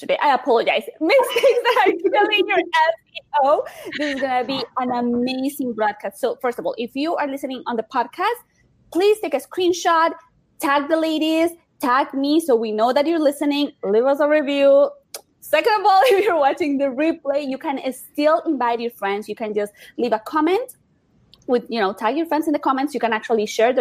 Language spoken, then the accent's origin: English; Miami, Florida, United States; I'm from Miami